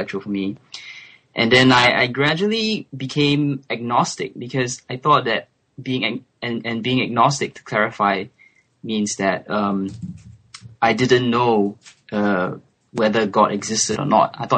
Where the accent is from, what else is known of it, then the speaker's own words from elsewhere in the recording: Singapore; first language English; moved away as an adult; also born or lived in France; now in London, United Kingdom; I'm Singaporean. So Singapore is a little tiny island in Southeast Asia, and English is my first language. So I grew up in Singapore